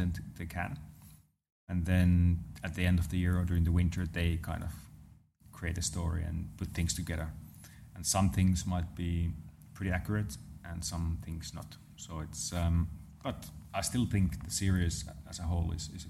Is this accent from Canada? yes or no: no; Lahti, Päijät-Häme, Finland; Around my hometown, there's those roads that are just meant to be driven fast. So nice. So around Lahti area in Finland